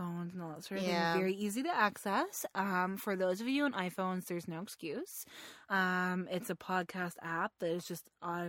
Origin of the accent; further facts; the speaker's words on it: England, United Kingdom; European, you're not English. And I'm like, no, I'm English, I swear to God.